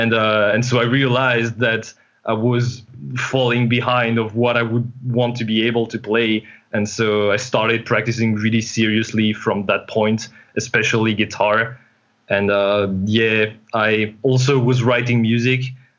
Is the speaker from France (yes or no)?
yes; northern France, France; I come from France, northern France, but I also have some Spanish family.